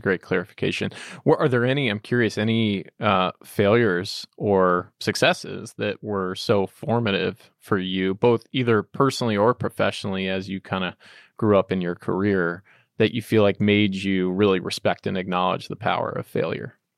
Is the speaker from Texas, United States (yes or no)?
yes; Texas, United States; I grew up in Texas